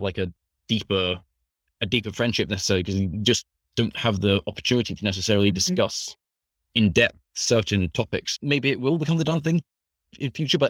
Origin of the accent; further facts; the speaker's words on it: Scotland, United Kingdom; I'm from Scotland, currently studying at Open University.